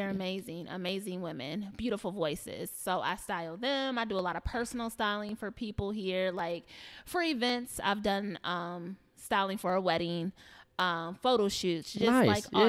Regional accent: Sandusky, Ohio, United States; also born or lived in Toledo, Ohio; I'm from Sandusky, Ohio. I'm from a small town.

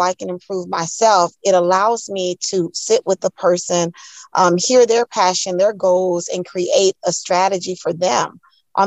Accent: Orlando, Florida, United States; I'm originally from Orlando, Florida

